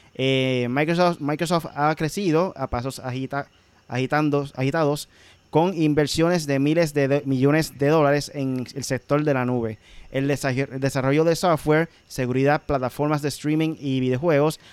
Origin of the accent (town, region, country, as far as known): Puerto Rico